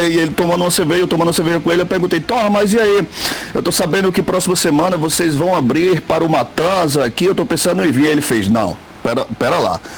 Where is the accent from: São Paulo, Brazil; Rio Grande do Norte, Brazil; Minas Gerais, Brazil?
Rio Grande do Norte, Brazil; Caicó; eu sou, eu sou de Caicó